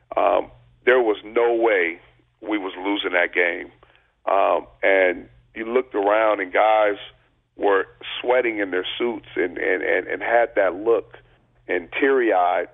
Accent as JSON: {"language": "English", "town": "Long Beach", "region": "California", "country": "United States", "tie": "born or raised there", "said": "I grew up in Long Beach"}